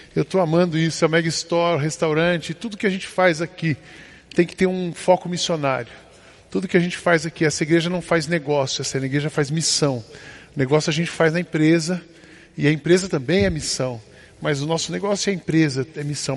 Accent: Brazil; mostramos o passaporte, somos brasileiros

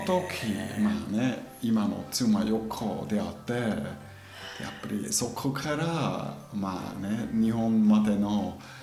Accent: German-speaking Switzerland, near Interlaken, Bern, Switzerland; Japanese is a second language; moved away as an adult; also born or lived in New Zealand; now in Japan; 僕ずっと子供時からそのドイツ語を話してる地域に住んでたであそこで、まあ、山もいっぱい山インテラックの近くにね

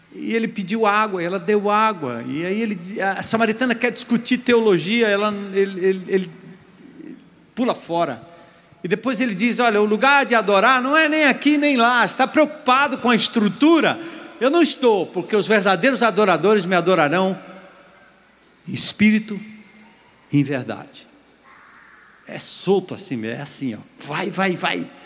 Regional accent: Brazil; nós, como brasileiros

